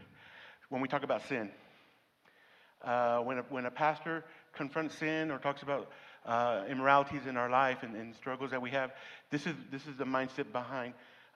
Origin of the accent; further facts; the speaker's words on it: Denver City, Texas, United States; I grew up here in Denver City.